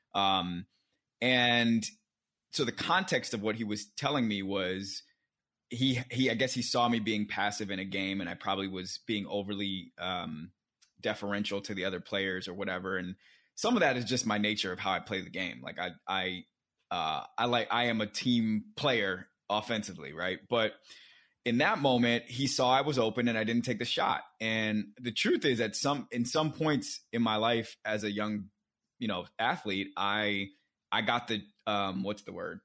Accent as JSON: {"language": "English", "town": "Silver Spring", "region": "Maryland", "country": "United States", "tie": "born or raised there", "also_born_or_lived": "Alexandria, Virginia / Atlanta, Georgia / Oakland, California / London", "moved": "as an adult", "lives_now": "New York, United States", "said": "I was born in Alexandria, Virginia. I, my first the first place I lived was Silver Spring, Maryland, um, where I was raised by my parents"}